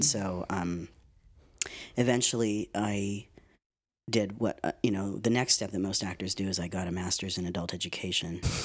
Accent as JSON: {"language": "English", "town": "Winnipeg", "region": "Manitoba", "country": "Canada", "also_born_or_lived": "Vancouver", "moved": "as an adult", "lives_now": "Los Angeles, United States", "said": "I'm Canadian"}